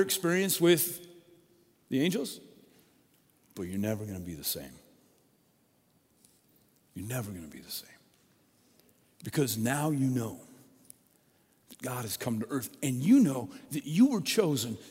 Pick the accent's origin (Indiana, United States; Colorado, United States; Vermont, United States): Colorado, United States; moved away as an adult; also born or lived in Oregon; When I grew up in Colorado